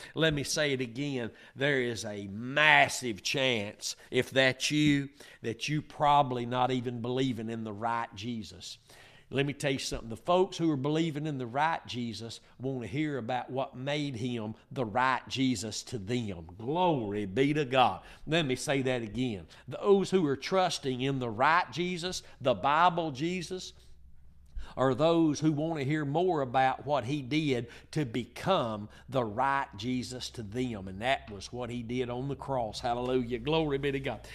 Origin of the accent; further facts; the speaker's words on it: Northeast Texas, United States; I'm from Northeast Texas